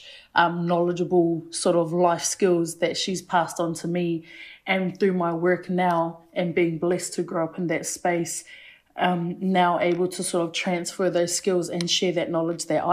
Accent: Waimana, Bay of Plenty, New Zealand; where I grew up in Waimana, that's about 15, 20 minutes out of town.

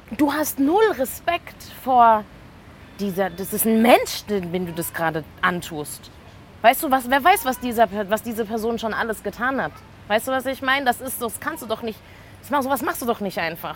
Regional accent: Karlsruhe, Baden-Württemberg, Germany; also born or lived in Mannheim; ich bin in Karlsruhe geboren und die ersten elf Jahre habe ich dort gelebt. Ich habe in einem Russenviertel gewohnt, alle waren weiß. Ich bin dann nach Mannheim gezogen mit zwölf

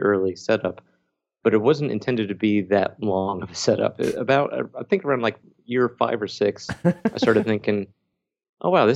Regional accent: Florida, United States; now in Virginia, United States; I grew up in Florida. I'm now in Virginia

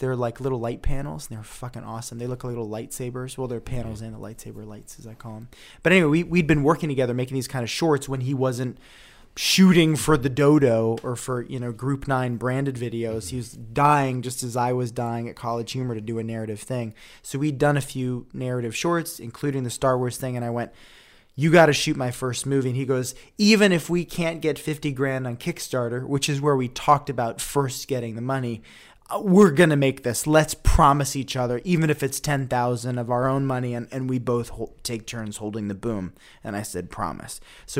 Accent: Woodstock, New York, United States; It's like an Instagram Airbnb in my hometown in Woodstock, where I also knew I wanted to shoot.

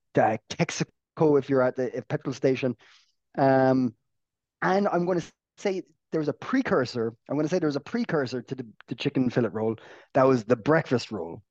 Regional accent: Ireland; being an Irish person

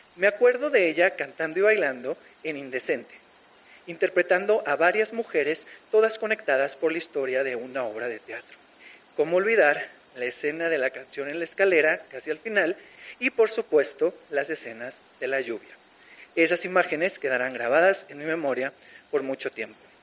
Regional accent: Mexicali, Baja California, Mexico; las fotos de mi niñez con mis hermanos en Mexicali.

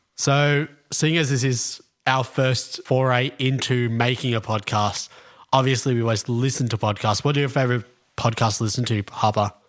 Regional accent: Melbourne, Victoria, Australia; born here, lived in basically in in a North Melbourne my whole life

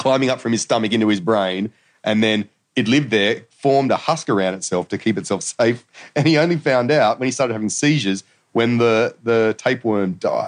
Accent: the Shire, New South Wales, Australia; I was from the Shire

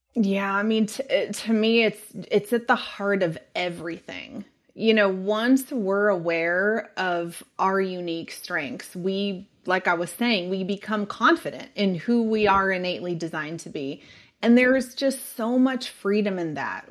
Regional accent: Sonoma County, California, United States; also born or lived in San Diego, California; now in Texas, United States; originally, I am from Sonoma County

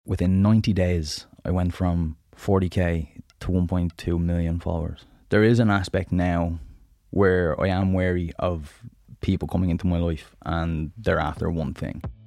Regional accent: Dublin, Leinster, Ireland; also born or lived in Southside, Dublin; I'm originally from the Northside, so right beside Barmount, small little estate called Kilmore.

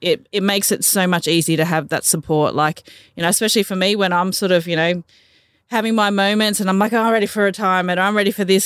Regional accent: Gympie, Queensland, Australia; also born or lived in Manly, New South Wales / Miles, Queensland; I grew up in Queensland. Um, spent majority of my life in Gympie

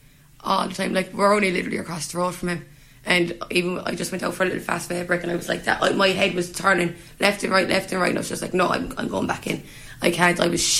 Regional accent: Limerick, Munster, Ireland; This is my hometown. And I can't even walk those streets without feeling fear

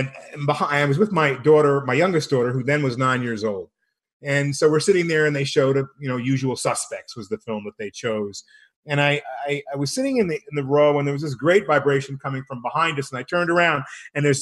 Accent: Rome, Lazio, Italy; also born or lived in Copenhagen, Denmark; now in Albuquerque, United States; I grew up in Rome. I was born in Copenhagen, Denmark.

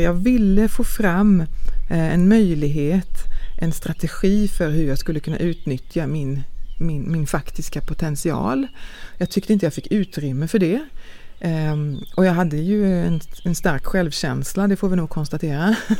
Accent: Långås, Halland County, Sweden; jag är född i Sverige eh, utanför Falkenberg, utanför Långås

